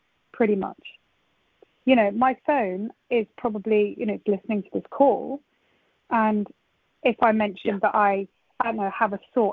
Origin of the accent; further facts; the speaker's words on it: Nottingham, East Midlands, United Kingdom; I grew up in Nottingham where you've got Games Workshop